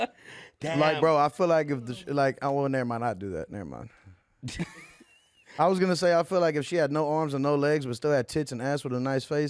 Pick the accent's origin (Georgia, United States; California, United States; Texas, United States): Texas, United States; I'm from Texas